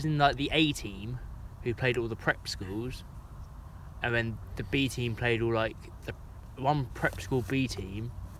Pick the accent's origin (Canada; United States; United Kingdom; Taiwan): United Kingdom; Luton, East of England; born or raised there